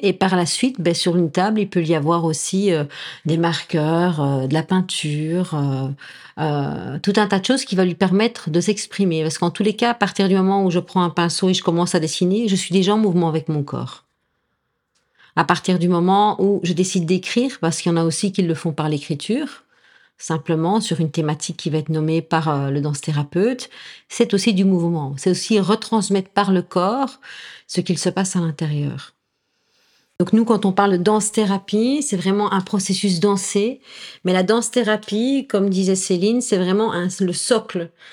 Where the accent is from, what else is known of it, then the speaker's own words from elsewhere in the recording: La Louvière, Wallonia, Belgium; also born or lived in Mons, Belgium; now in Nîmes, France; je viens de Belgique. J'ai envie de dire, je suis née à la Louvière, mais j'ai mon petit cœur qui est montois